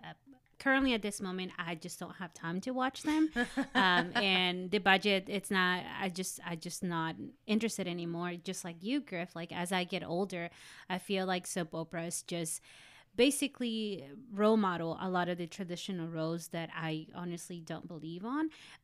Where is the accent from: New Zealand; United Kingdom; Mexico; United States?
Mexico; when I think about soap operas growing up in Mexico